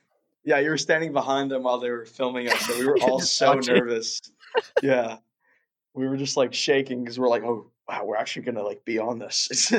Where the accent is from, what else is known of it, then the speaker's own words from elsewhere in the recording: Moscow, Russia; born there; I was born in Russia. I was born in Moscow.